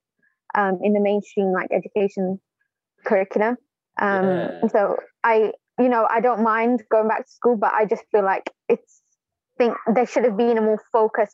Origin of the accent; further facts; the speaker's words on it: Birmingham, West Midlands, United Kingdom; I'm from Birmingham.